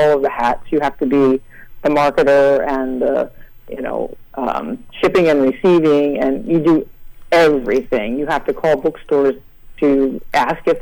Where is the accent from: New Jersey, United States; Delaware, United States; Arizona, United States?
Delaware, United States; New Castle; also born or lived in Philadelphia; I say I'm from Philadelphia, but I grew up in Newcastle, Delaware, which is a tiny, tiny little colonial town on the Delaware River